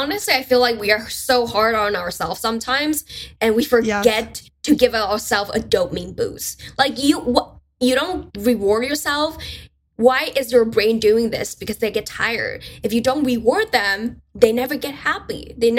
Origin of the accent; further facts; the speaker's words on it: China; first language Mandarin Chinese; English is a second language; So my first language is actually Chinese, my Mandarin.